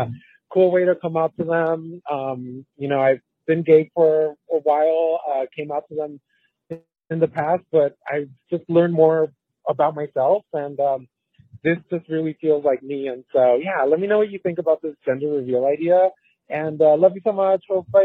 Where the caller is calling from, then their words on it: Orange County, California, United States; I'm here calling from Orange County, California.